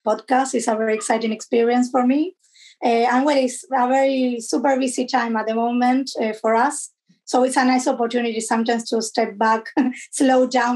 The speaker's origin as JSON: {"language": "English", "country": "Argentina", "also_born_or_lived": "London, United Kingdom", "moved": "as an adult", "lives_now": "Canterbury, United Kingdom", "said": "I'm originally from Argentina"}